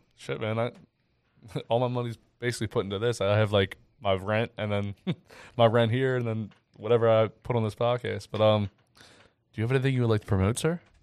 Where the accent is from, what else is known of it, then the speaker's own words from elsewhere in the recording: Ridley, Pennsylvania, United States; I grew up in Ridley